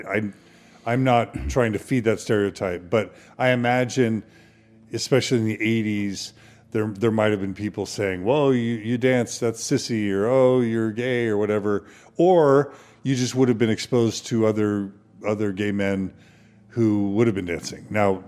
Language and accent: English; Texas, United States; I grew up in Texas, so I can imagine that possibly happening.